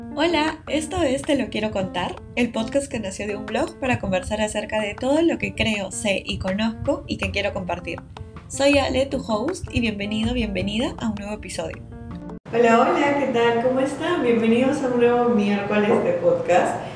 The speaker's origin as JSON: {"language": "Spanish", "country": "Peru", "said": "yo soy de Perú"}